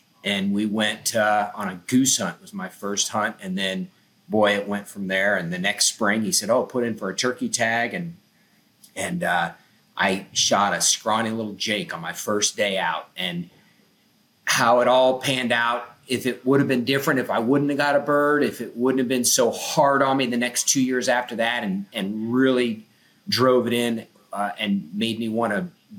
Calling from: Okeechobee, Florida, United States; I'm in Okeechobee, Florida, Central Florida.

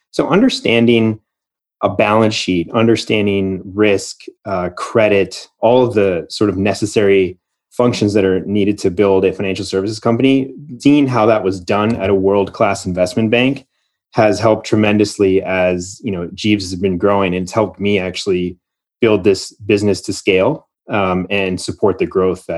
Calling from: Austin, Texas, United States; I'm calling in from Austin

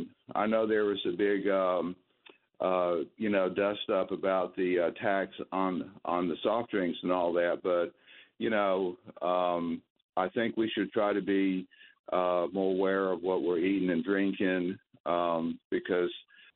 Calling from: North Carolina, United States; We're getting the hang of being snowbirds. I'm calling you from North Carolina.

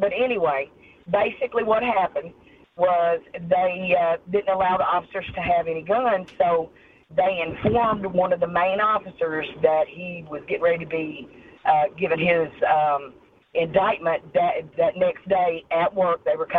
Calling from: Myrtle Beach, South Carolina, United States; Calling from Myrtle Beach, South Carolina.

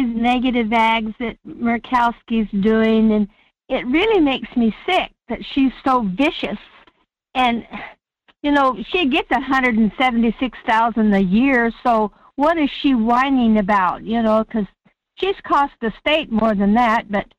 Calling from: Fairbanks, Alaska, United States; This is … from Fairbanks.

